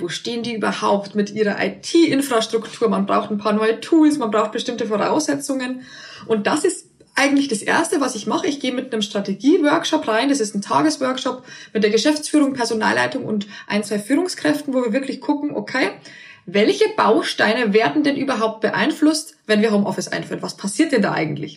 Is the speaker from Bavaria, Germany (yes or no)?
yes; near Passau, Bavaria, Germany; moved away as an adult; also born or lived in Berlin; ich komme äh, ursprünglich aus Bayern, aus der Nähe von Passau und dort lebt auch meine Familie